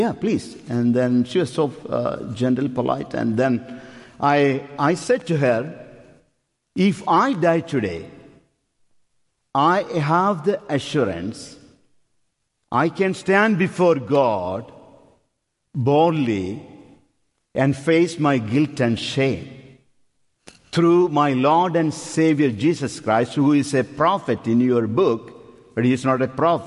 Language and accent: English; India; moved away as an adult; also born or lived in Upper Darby; now in United States; We are from India